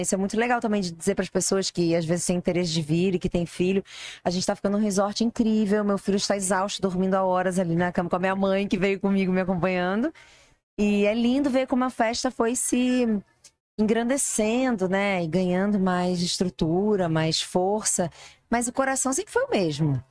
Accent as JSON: {"language": "Portuguese", "country": "Brazil", "said": "Nós somos brasileiros"}